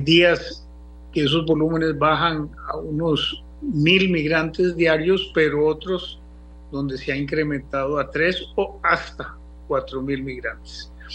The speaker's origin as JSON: {"language": "Spanish", "country": "Costa Rica", "said": "como los costarricenses"}